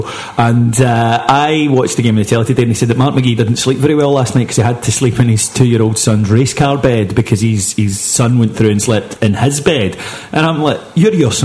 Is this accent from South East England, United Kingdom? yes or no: no; Kilwinning, Scotland, United Kingdom; I'm 32 years old, I come from Kilwinning